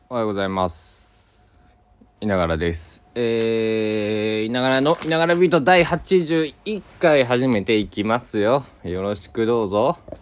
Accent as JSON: {"language": "Japanese", "region": "Kochi", "country": "Japan", "tie": "born or raised there", "moved": "yes", "said": "僕の地元高知県佐木市"}